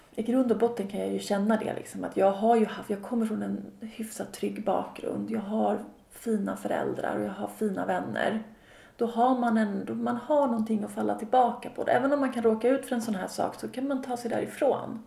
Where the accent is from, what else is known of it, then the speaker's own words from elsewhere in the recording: Sweden; moved away; also born or lived in Austria; mina kompisar hemma i Sverige